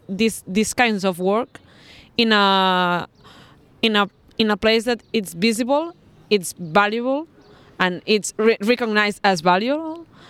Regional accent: Barcelona, Catalonia, Spain; I'm from the Spanish state, from Barcelona.

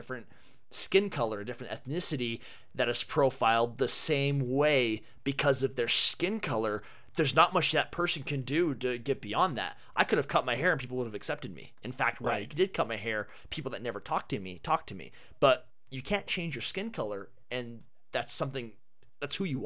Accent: Herriman, Utah, United States; Growing up in Utah

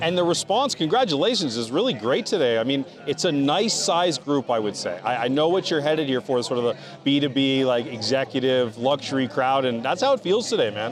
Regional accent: Newport Beach, California, United States; I grew up in Newport Beach.

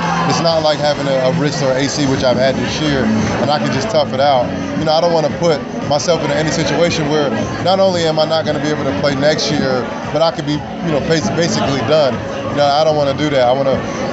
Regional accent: New Brunswick, New Jersey, United States; my hometown, New Brunswick, New Jersey

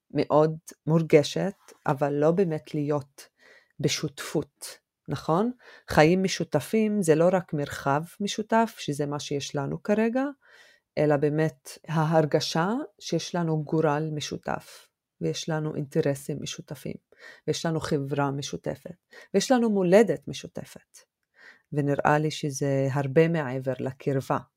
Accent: Israel; אנחנו ערבי ישראל, נכון? אנחנו הציבור הערבי בישראל

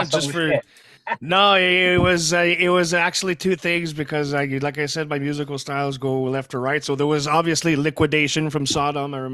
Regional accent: Canada; first language French; English is a second language; Uh, eh, well, I'm I'm I am francophone. My my mother tongue is French.

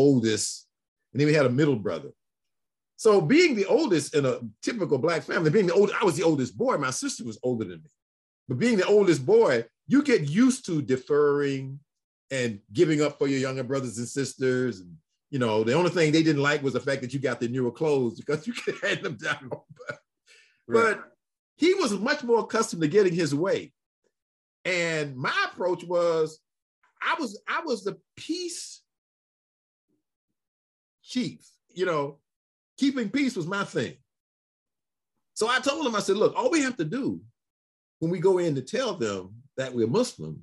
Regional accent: Detroit, Michigan, United States; also born or lived in Alabama; I'm sitting in Detroit. I say, we in Detroit. We came from Alabama.

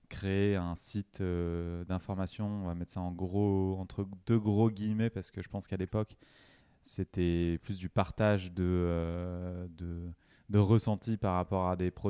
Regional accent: Troyes, Grand Est, France; born there; also born or lived in Avignon; now in Paris, France; Je viens de, de l'Est de la France, déjà.

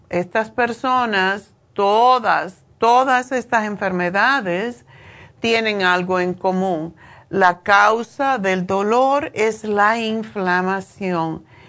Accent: Cuba; now in United States; yo nací en Cuba

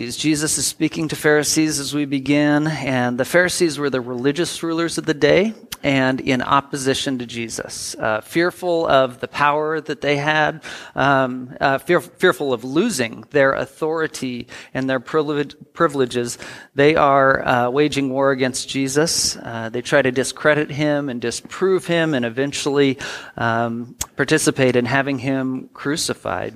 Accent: United States; also born or lived in Portland; I grew up in the Tri-Cities a lot of my life, in Portland a couple years

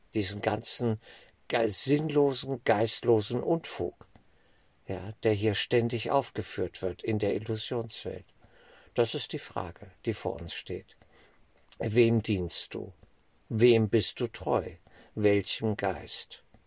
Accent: Germany; als Deutsche

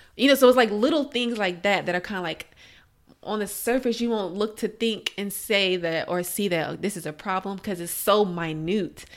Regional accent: Alexandria, Virginia, United States; moved away as an adult; also born or lived in Florida; now in Maryland, United States; I'm from Alexandria, Virginia. That's where I grew up.

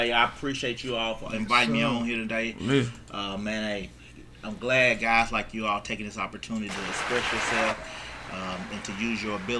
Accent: Hawkeye, Mississippi, United States; I'm an old country boy out of Hawkeye, Mississippi. Born and raised in Hawkeye, Mississippi.

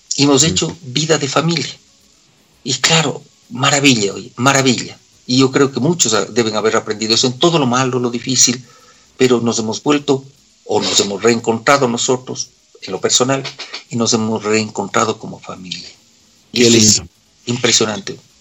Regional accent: Cuenca, Azuay, Ecuador; accent: cuencano; moved away as an adult; now in Quito, Ecuador; toda la vida seguiré hablando como cuencano. Yo digo siempre, soy cuencano de nacimiento, quiteño de corazón

